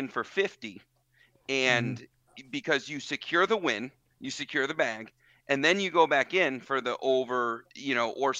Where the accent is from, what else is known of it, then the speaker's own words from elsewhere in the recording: Chicago, Illinois, United States; now in Kansas City, United States; until I moved to Kansas City, and I am a Bears first guy. I'm from Chicago. I bleed Chicago